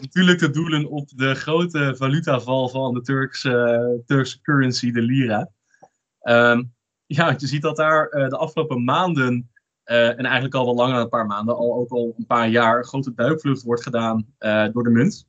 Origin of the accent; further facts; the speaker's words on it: Netherlands; ons als Nederlander